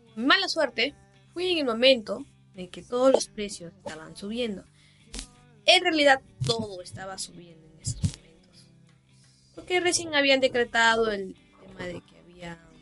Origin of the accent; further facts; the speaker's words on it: Chimbote, Ancash, Peru; yo soy de Chimbote